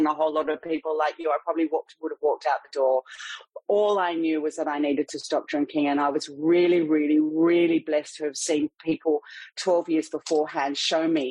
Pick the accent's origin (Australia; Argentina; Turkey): Australia; Sydney, New South Wales; in Sydney, Australia, which, if you can't tell from my accent, is where I'm from